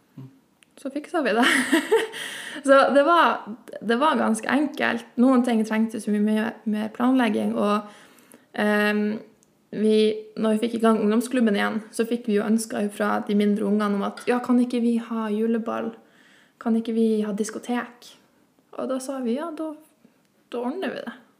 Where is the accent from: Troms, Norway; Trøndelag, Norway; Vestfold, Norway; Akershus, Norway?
Troms, Norway; Dyrøy; Jeg kommer fra Dyrøy og jeg har bodd der hele livet.